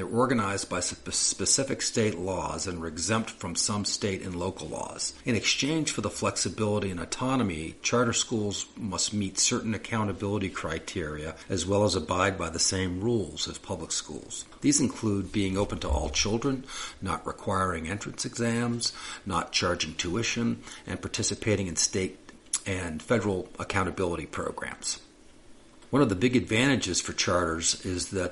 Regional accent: Boston, Massachusetts, United States; moved away; growing up in Boston

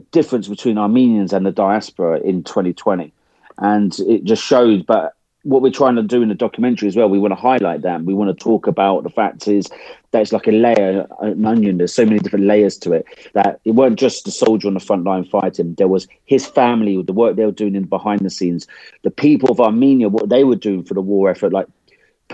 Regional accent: England, United Kingdom; accent: English; for an Englishman like me to turn up, start talking in my English accent

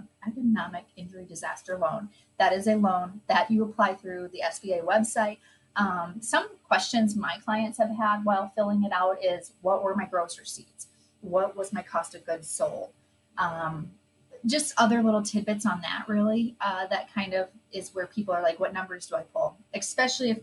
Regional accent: Midwest, United States; we're from the Midwest

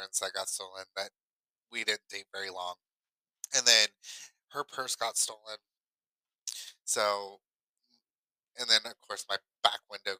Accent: Ohio, United States; moved away as an adult; now in Kentucky, United States; I grew up in Ohio

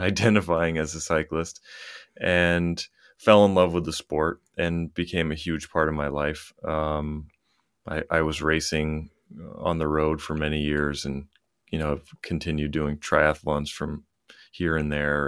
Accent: Lewiston, Maine, United States; I grew up in Lewiston, Maine, which is, um, about thirty miles north of Portland, Maine.

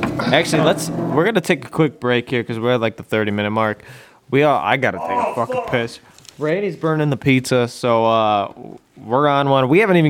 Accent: Western New York, United States; we're from Western New York.

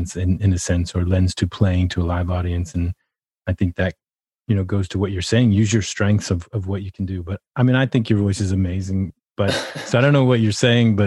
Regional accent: Massachusetts, United States; I grew up in Massachusetts

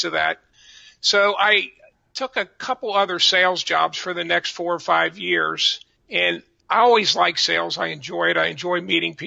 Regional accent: Cincinnati, Ohio, United States; also born or lived in Fort Thomas, Kentucky; I was born in Fort Thomas, Kentucky, and actually moved around a little bit, but always in the greater Cincinnati area.

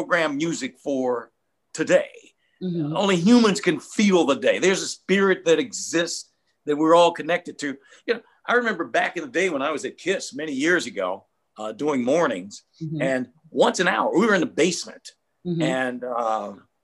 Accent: Detroit, Michigan, United States; I'm a brother from Detroit.

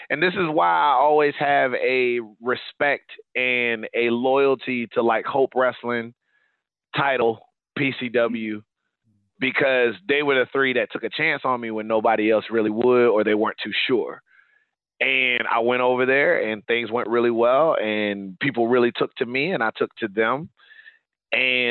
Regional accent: Georgia, United States; moved away as an adult; also born or lived in Leeds, England; I'm from Georgia

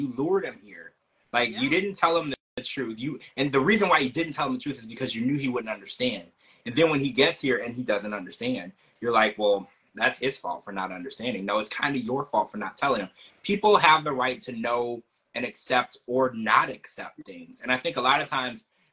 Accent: Louisiana, United States; I did grow up in Louisiana

